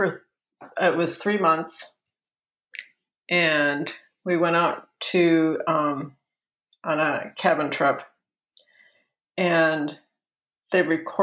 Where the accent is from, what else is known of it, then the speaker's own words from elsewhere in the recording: United States; also born or lived in Seattle, Washington / North Dakota / Norway; I grew up in Seattle and North Dakota